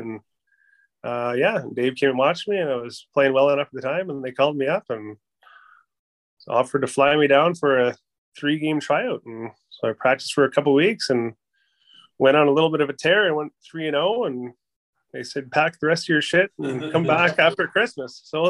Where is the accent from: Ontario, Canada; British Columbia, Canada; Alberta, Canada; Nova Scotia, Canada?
Alberta, Canada; Northern; moved away as an adult; also born or lived in Buffalo Lake Métis Settlement, Alberta; now in London, Canada; Growing up in Northern Alberta, I guess it's kind of normal to play hockey, I would assume there. So, bounced around a bunch of little towns, Boyle, Aklavish, Smoky Lake there in Orab